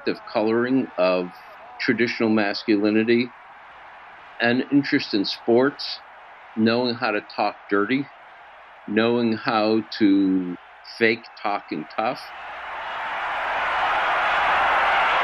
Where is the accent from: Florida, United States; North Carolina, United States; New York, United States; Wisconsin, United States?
New York, United States; Schenectady; I grew up in Schenectady, New York, in the 1940s and 50s